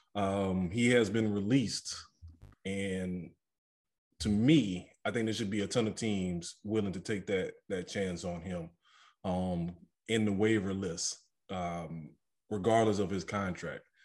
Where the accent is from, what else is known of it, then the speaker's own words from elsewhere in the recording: New Orleans, Louisiana, United States; growing up in New Orleans, I know we a different breed when it comes to liquor